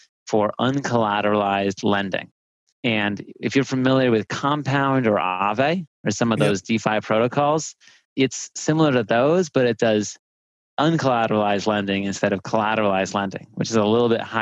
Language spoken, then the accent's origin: English; San Diego, California, United States; also born or lived in Stanford; So I grew up here in San Diego, which is where I'm calling from